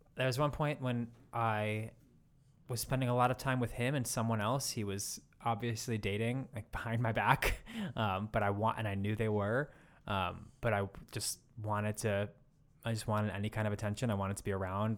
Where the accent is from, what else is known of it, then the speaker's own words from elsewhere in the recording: United States; accent: American; my American accent